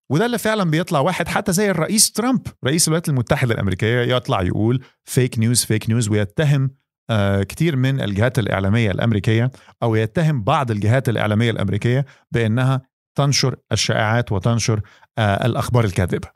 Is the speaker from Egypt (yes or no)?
yes; Egypt; عندنا في مصر